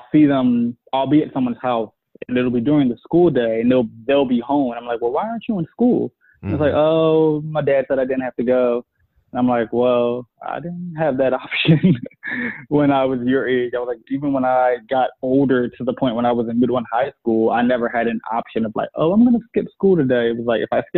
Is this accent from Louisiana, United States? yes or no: no; Philadelphia, Pennsylvania, United States; I'm from Philadelphia. I grew up in the hood